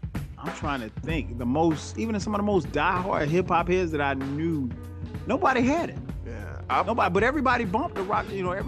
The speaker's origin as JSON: {"language": "English", "town": "Florence", "region": "South Carolina", "country": "United States", "tie": "born or raised there", "said": "Went to Ray's Records right there in my hometown, Florence, South Carolina."}